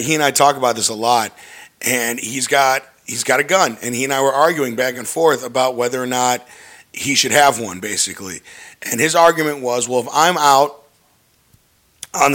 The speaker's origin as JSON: {"language": "English", "area": "North Shore", "region": "Illinois", "country": "United States", "tie": "born or raised there", "said": "I grew up in the North Shore"}